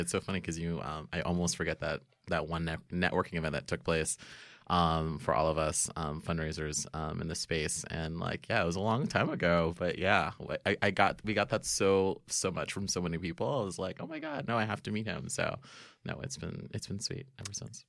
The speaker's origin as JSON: {"language": "English", "region": "Florida", "country": "United States", "tie": "born or raised there", "said": "growing up in Florida"}